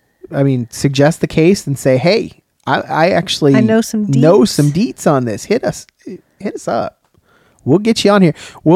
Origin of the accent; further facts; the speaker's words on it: Chicago, Illinois, United States; also born or lived in Tennessee; Yeah. That's where I grew up, so.